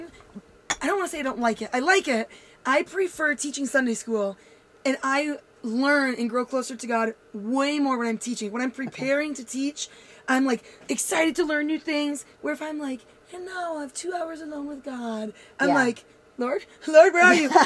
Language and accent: English; Grand Rapids, Michigan, United States; I grew up in Grand Rapids